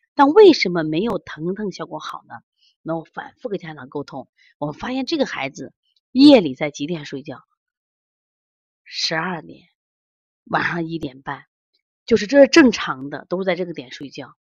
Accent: Xi'an, Shaanxi, China; 我们西安

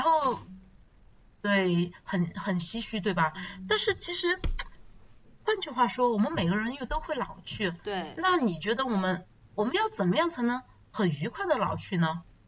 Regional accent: China; 我们中国人传统的那个思想，就是老有所依

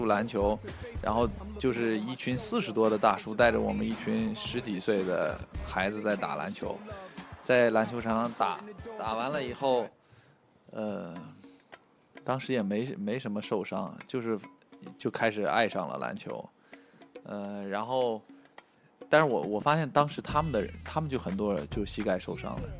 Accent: Shanxi, China; moved away; 我我山西省的啊，呃，山西省体校。

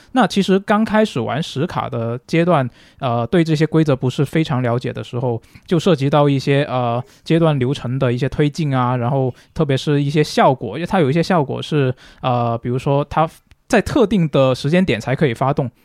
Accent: Guangzhou, Guangdong, China; 我是广州人嘛，然后，呃，小时候基本上就是看电视看的都是香港那边的电视台

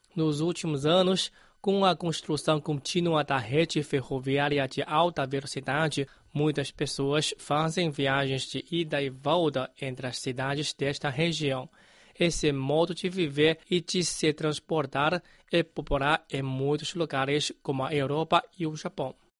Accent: Nanjing, Jiangsu, China; moved away; quando eu viajei da minha terra natal, em é Nanjing, é, para Beijing

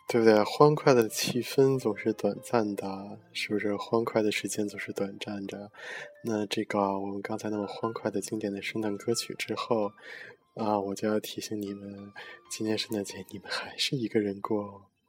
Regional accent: China; 虽然说我们是中国人

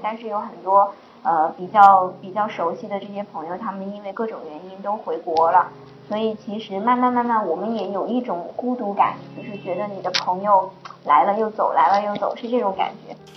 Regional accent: Northeast China, China; moved away as an adult; now in Sri Lanka; 因为我自己是北方人，其实我还是比较喜欢凉快的

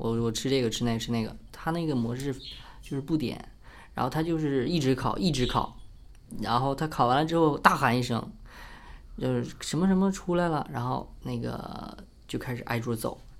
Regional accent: Northeast China, China; 一般一般这种出来开什么车啊？万一喝酒了，对不对？咱得讲究点儿，作为一个东北人。

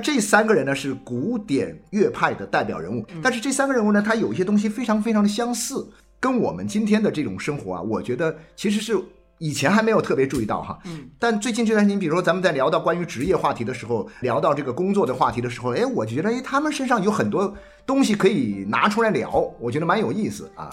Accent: Nanchang, Jiangxi, China; also born or lived in Xiamen; 是我，是从南昌招到这边去的

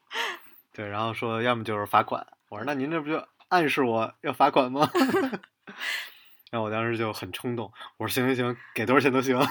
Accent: Beijing, China; moved away; 北京，呃，我老家

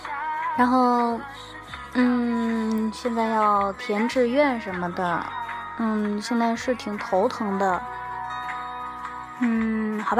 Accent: Shandong, China; now in Tianjin, China; 我是山东人，但是生活在天津。然后今年考试考的是山东试卷。

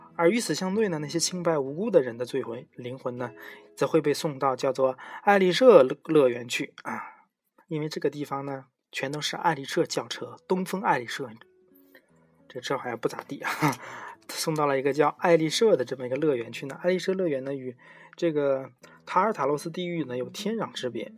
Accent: China; 我们中国人

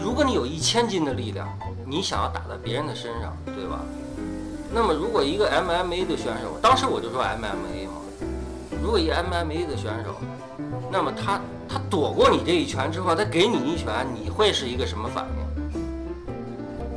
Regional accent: Beijing, China; 我们北京人原来我那片儿的人叫小树林儿，我爸就上那儿练功去

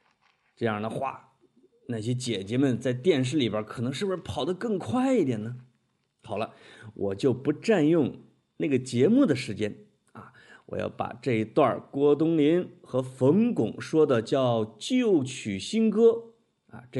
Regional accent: China; 所以中国女足在我们中国人心目中的地位是很高的。

